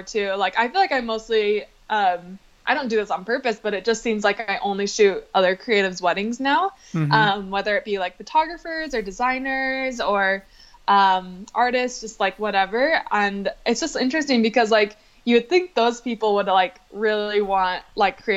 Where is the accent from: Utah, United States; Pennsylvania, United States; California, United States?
Utah, United States; also born or lived in Salt Lake City; we both grew up in Utah. We both grew up in like really, really small towns